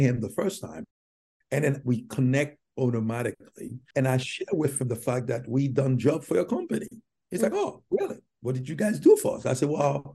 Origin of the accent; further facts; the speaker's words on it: Haiti; English is a second language; moved away as an adult; also born or lived in New York City; now in United States; my tribulation in Haiti, growing up in Haiti